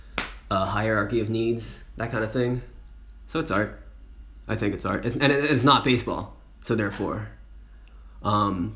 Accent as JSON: {"language": "English", "country": "United States", "moved": "yes", "lives_now": "France", "said": "I, as an American, can go back to the US"}